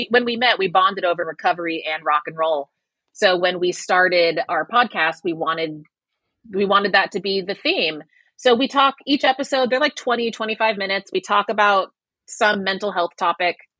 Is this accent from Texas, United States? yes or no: yes; Waco, Texas, United States; now in New York City, United States; I grew up in Waco, Texas